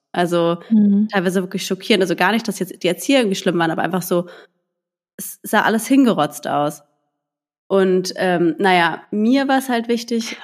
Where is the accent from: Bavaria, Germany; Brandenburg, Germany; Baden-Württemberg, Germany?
Baden-Württemberg, Germany; a village near Heidelberg; now in Berlin, Germany; ich komme ja aus dem Dorf, ähm, aus Heidelberg, also einer kleinen Stadt und da bei einem Dorf.